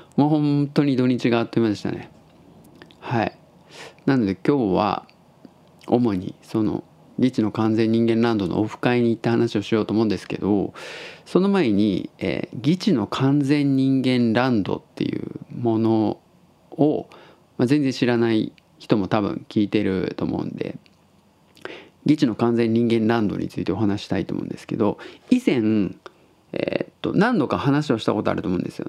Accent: Tottori, Japan; now in Osaka, Japan; 僕が鳥取生まれ

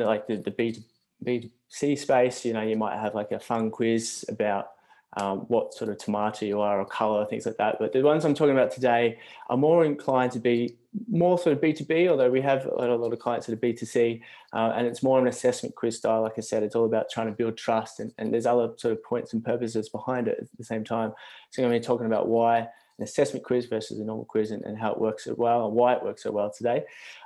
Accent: Australia; accent: Australian; moved away as an adult; now in Brighton, United Kingdom; I'm from Australia. I'm actually over here in the UK though, down in Brighton, hence the Australian accent

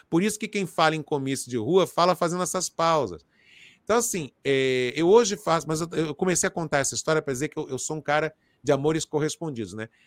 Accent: Rio de Janeiro, Brazil; No subúrbio de Inhaúma, no complexo do Alemão, onde eu nasci, na comunidade da Fazendinha

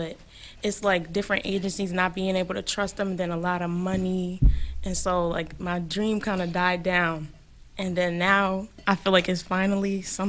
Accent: New York City, New York, United States; I'm from the Bronx. I'm 19.

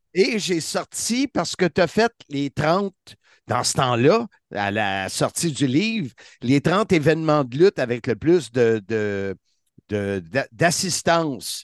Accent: Salaberry-de-Valleyfield, Quebec, Canada; je viens de Valleyfield

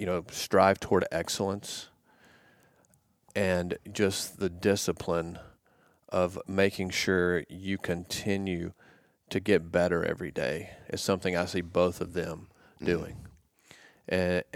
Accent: Cedartown, Georgia, United States; And I said, Coach, I'm from Cedartown, Georgia.

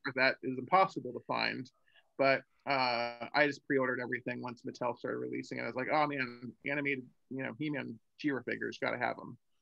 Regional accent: New Jersey, United States; moved away; I'm from Jersey originally

